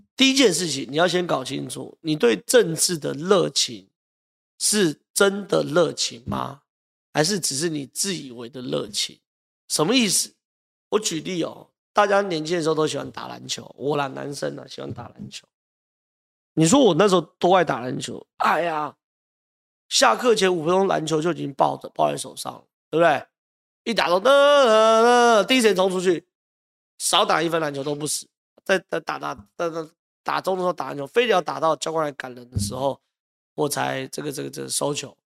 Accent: Taiwan; 我们台湾人

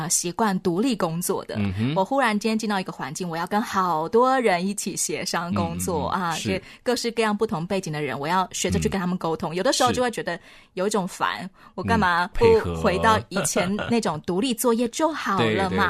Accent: southern Taiwan, Taiwan; 我是南部人。

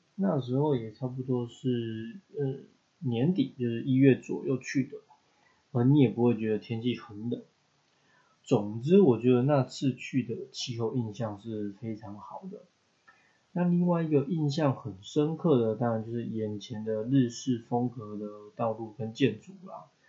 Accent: Taiwan; 要我选一本介绍台湾，或者你把它缩短到就是介绍我的出生地啊，或者是我在目前为止住过最久的一个县市或一个区

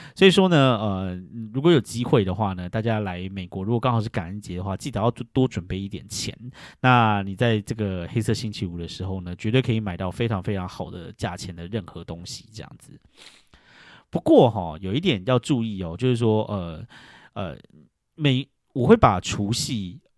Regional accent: Taiwan; now in New York, United States; 像我们台湾人

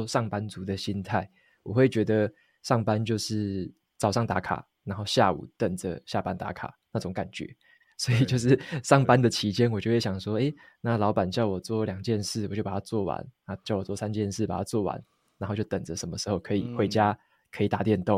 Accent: Taitung, Taitung County, Taiwan; 我是土生土长台东人。

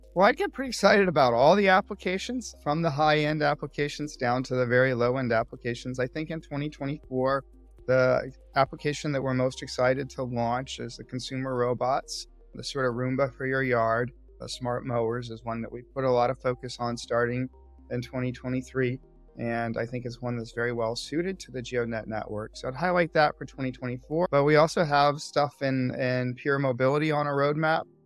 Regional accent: Austin, Texas, United States; moved away as an adult; also born or lived in California; I grew up in Austin, Texas, and moved to California, where I attended UC Berkeley

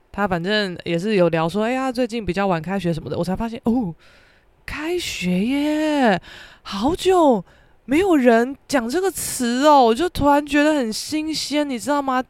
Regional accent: Keelung, Taiwan; 虽然说我是基隆人啦，但是我们学校，也，也在基隆没有错

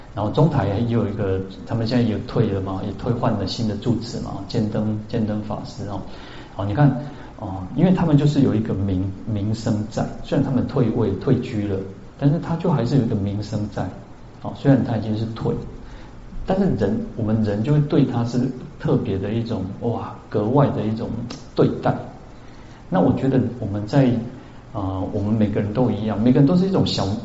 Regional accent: central Taiwan, Taiwan; also born or lived in Kaohsiung; now in Taipei, Taiwan; 我小时候在中部

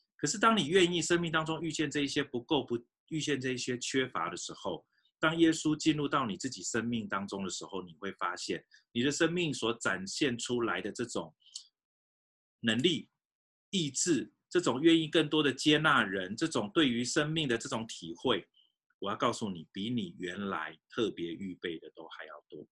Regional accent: Fujian, China; moved away; 我小时候也在福建长大

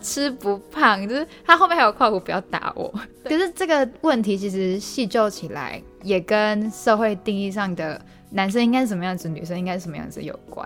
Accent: Malaysia; moved away as an adult; now in Taiwan; 我们其实是马来西亚人

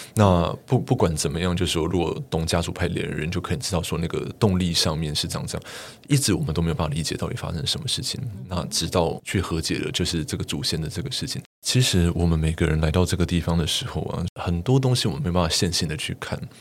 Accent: Tapani incident area, Tainan, Taiwan; 我们老家那个地方

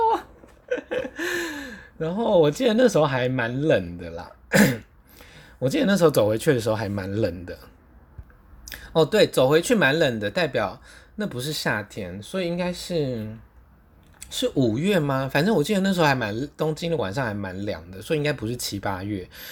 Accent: Taiwan; 他知道我是从台湾来的

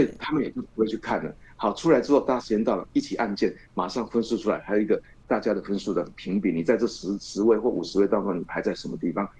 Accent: Chiayi, Chiayi City, Taiwan; 我们新华中学，除了可以造福我的故乡嘉义的这个学子

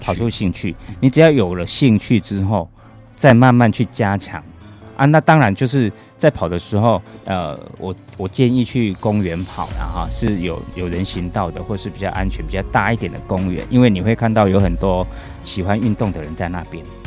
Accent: Taichung, Taiwan; 我是台中人

